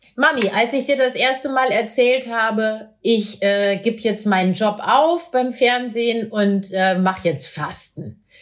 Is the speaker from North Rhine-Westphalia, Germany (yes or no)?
no; Meppen, Lower Saxony, Germany; in meiner Heimatstadt Meppen